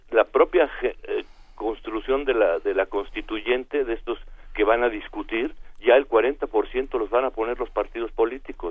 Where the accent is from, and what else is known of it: Mexico